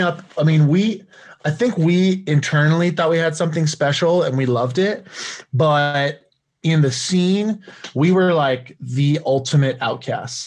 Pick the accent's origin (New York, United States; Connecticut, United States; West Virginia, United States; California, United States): California, United States; born and raised in California